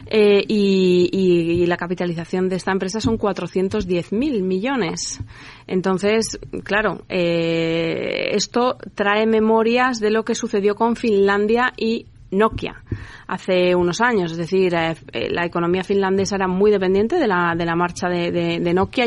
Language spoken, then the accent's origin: Spanish; Spain; industrializar nuestro país